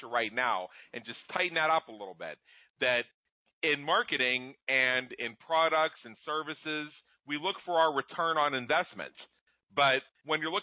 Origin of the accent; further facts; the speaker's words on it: United States; As an American, as a proud American patriot